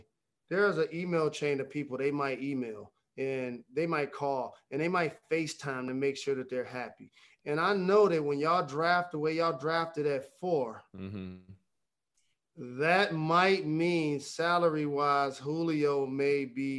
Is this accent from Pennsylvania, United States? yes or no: no; Detroit, Michigan, United States; Detroit is 10 toes down. That's my hometown team.